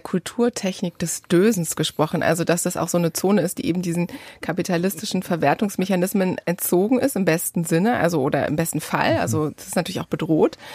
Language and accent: German; Bad Bodenteich, Lower Saxony, Germany; moved away; in dem Freibad meiner Kindheit in Bad Bodenteich